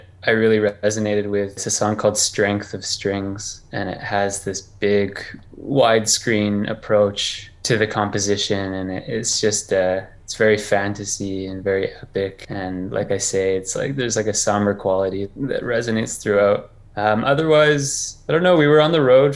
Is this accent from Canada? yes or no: yes; Canada; I'm from Canada. I grew up pretty rural.